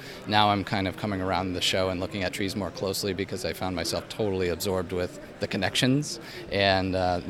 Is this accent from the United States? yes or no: yes; Albany, New York, United States; I'm from Albany, New York.